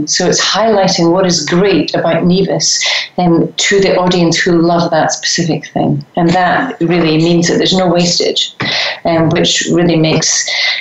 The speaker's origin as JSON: {"language": "English", "region": "Scotland", "country": "United Kingdom", "said": "I'm Scottish"}